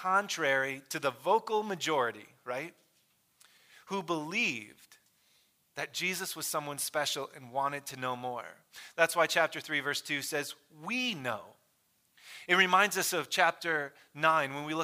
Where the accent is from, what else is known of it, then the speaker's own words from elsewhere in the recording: Michigan, United States; I grew up in Michigan